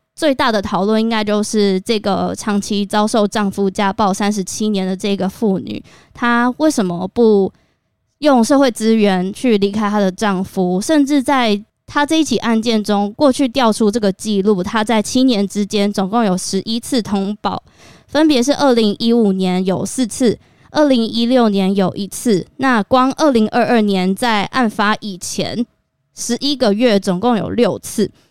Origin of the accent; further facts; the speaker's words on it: Taiwan; 身为台湾人